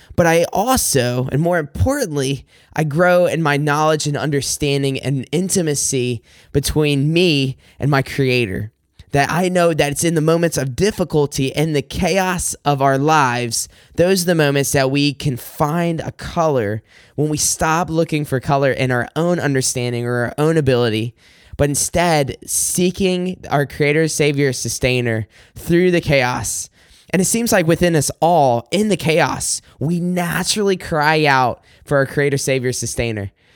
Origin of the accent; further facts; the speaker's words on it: South Carolina, United States; moved away as an adult; now in Michigan, United States; I am originally from South Carolina. I moved up here to Michigan in two thousand sixteen.